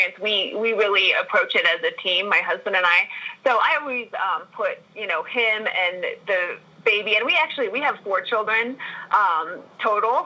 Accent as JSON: {"language": "English", "town": "Park City", "region": "Utah", "country": "United States", "tie": "born or raised there", "also_born_or_lived": "Missouri", "said": "So I am from Utah and from Park City, and I'm currently sitting in Park City in the mountains right now."}